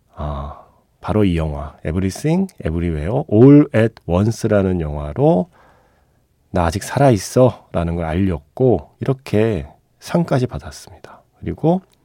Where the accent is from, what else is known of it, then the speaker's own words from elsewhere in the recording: South Korea; 제가 한국인이고 아시아인이라서